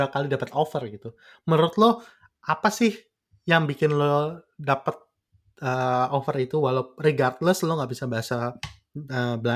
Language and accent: Indonesian; Indonesia; accent: Indonesian; iya tapi nggak sefluan itu juga sih bahasa Inggris gue makanya gue kayak gue nggak aksen gue masih aksen so Indonesian gitu